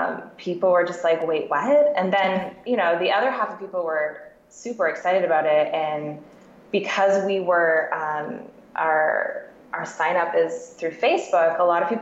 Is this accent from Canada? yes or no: yes; Canada; moved away as an adult; also born or lived in Ontario / Vancouver, BC; now in Seattle, United States; I'm actually a Canadian living in Seattle with my husband